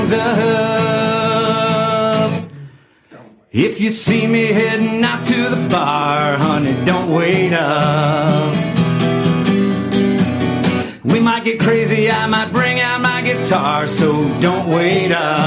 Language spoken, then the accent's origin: English; Mattoon, Illinois, United States; moved away as an adult; also born or lived in Atlanta; I moved back home with my parents in a small town called Mattoon, Illinois, which is a town of about 20,000 people